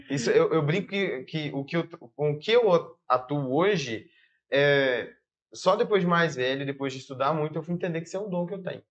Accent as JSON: {"language": "Portuguese", "town": "Brumadinho", "region": "Minas Gerais", "country": "Brazil", "tie": "born or raised there", "moved": "as an adult", "lives_now": "Belo Horizonte, Brazil", "said": "sou natural de Brumadinho, Minas Gerais"}